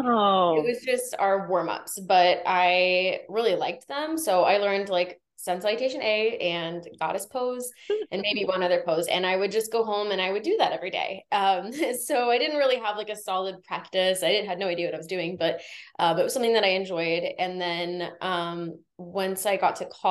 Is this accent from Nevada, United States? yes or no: yes; Henderson, Nevada, United States; I'm currently like Southwest, but I'm from Henderson originally.